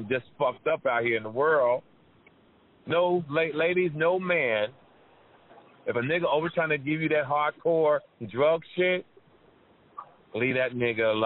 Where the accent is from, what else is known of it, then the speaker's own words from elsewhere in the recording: Jersey City, New Jersey, United States; I grew up in that area. I'm from Jersey City.